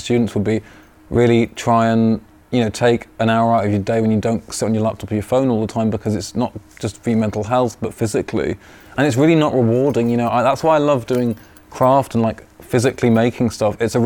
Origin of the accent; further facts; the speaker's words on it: York, Yorkshire and the Humber, United Kingdom; also born or lived in Leeds / London / Paris; I'm from York. I was actually born in Leeds, but I'm born and raised in York